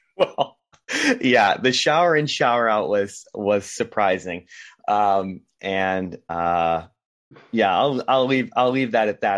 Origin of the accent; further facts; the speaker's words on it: Rhode Island, United States; moved away as an adult; also born or lived in Boston; now in California, United States; I was born in Rhode Island and lived there, uh, throughout my childhood and into my adult life